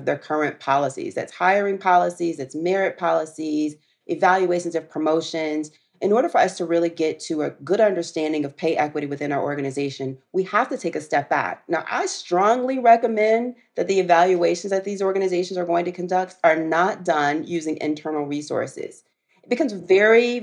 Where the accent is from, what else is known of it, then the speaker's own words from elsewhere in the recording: the South, United States; I'm a girl from the South